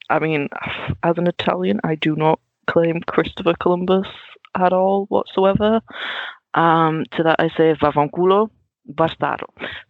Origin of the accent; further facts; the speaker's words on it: Netherlands; now in England; Like growing up in Holland, we didn't do Halloween at all whatsoever. We just saw it as like an American TV thing.